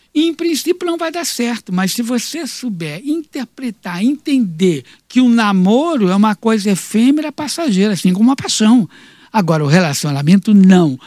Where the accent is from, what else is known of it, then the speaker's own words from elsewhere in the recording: Rio de Janeiro, Brazil; no Rio de Janeiro, que é a minha cidade natal